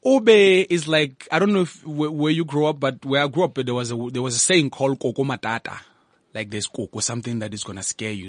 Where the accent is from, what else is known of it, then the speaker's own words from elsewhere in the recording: Lesotho; also born or lived in Thaba Nchu, South Africa; now in Bloemfontein, South Africa; I'm from Lesotho, first of all. And I live in Bloemfontein. I started in Tabanchu when I came to South Africa